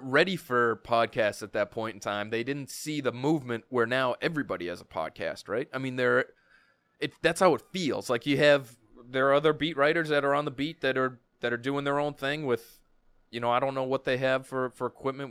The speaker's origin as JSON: {"language": "English", "town": "Milton", "region": "Massachusetts", "country": "United States", "tie": "born or raised there", "said": "I grew up in Milton. I s, still live close by."}